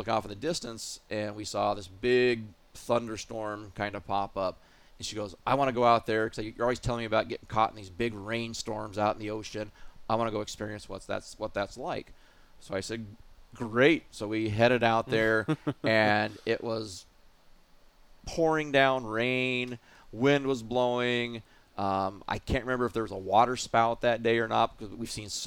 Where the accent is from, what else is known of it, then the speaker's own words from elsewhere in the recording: Oregon, United States; moved away as an adult; also born or lived in Pacific Northwest / Akeley, Minnesota; now in Minnesota, United States; I'm from Oregon originally